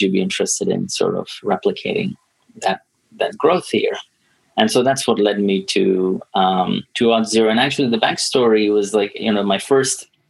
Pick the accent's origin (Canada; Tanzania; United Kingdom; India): Tanzania; moved away; I'm born and raised in Tanzania